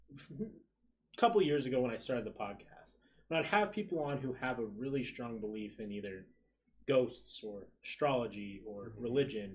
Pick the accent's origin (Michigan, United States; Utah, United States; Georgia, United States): Utah, United States; I'm from Utah